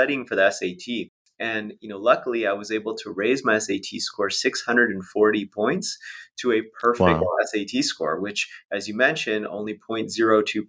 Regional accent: Las Vegas, Nevada, United States; I grew up in Las Vegas, Nevada

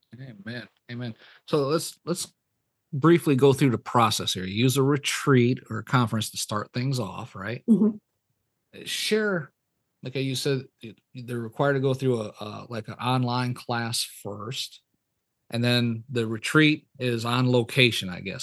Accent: Michigan, United States; moved away as an adult; I was born and raised up in Michigan.

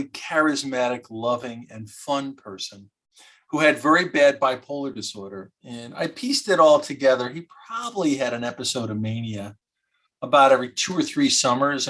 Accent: Michigan, United States; also born or lived in Philadelphia; I grew up in Michigan

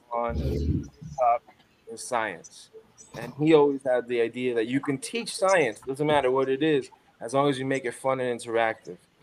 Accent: New York City, New York, United States; now in Phoenix, United States; I'm from Crown Heights, Brooklyn. Grew up there

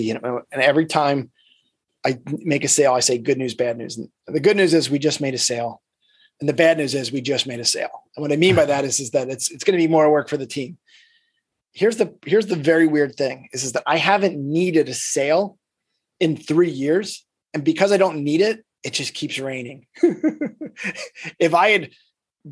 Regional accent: Philadelphia, Pennsylvania, United States; we're from Philadelphia

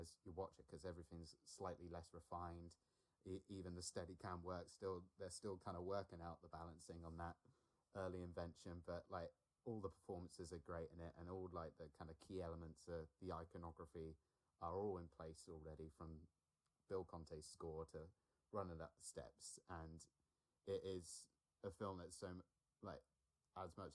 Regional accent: Alderney, Guernsey; I grew up on an island in the Channel Islands. I grew up on Alderney.

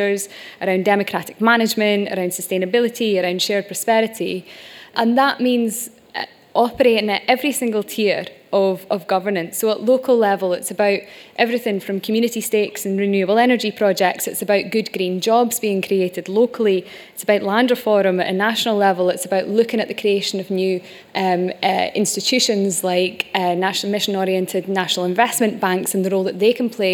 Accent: Shetland Islands, Scotland, United Kingdom; I'm from the Shetland Islands, we're an oil community

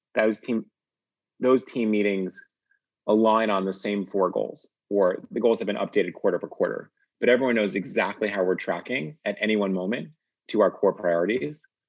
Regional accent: Northeast, United States; I grew up in the Northeast

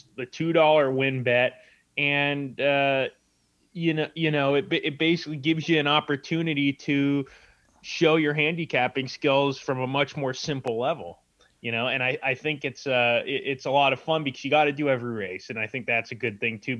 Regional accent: San Diego, California, United States; also born or lived in Carmel Valley, California; I'm from San Diego, California, and when I was about 11 years old, my dad took me to Del Mar Racetrack

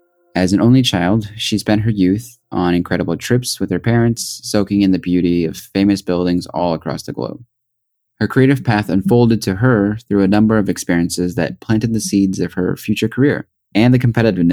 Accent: Springfield, Missouri, United States; also born or lived in Los Angeles, United States; Originally born in the heart of Los Angeles to parents who immigrated from Korea, I grew up in Springfield, Missouri from the age of 5. Moving to Springfield came with its challenges for me. Being a predominantly white area

